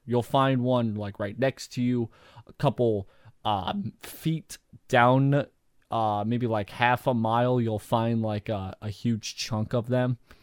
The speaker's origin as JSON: {"language": "English", "country": "United States", "tie": "born or raised there", "said": "I am an American. I've been living in the United States my entire life"}